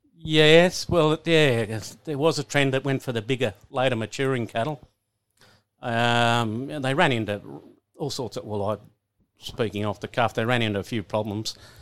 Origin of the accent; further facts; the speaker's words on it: Coolah, New South Wales, Australia; that's where I really grew up there